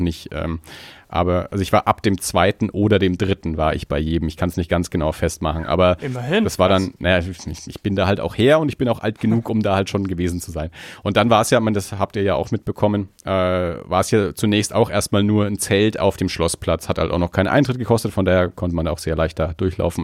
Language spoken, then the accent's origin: German; Erlangen, Bavaria, Germany; now in Nuremberg, Germany; ich bin ja in Erlangen aufgewachsen